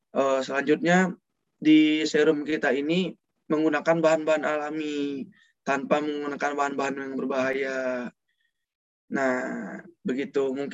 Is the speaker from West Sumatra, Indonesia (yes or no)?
yes; Padang, West Sumatra, Indonesia; Aku berasal dari Padang, Sumatera Barat.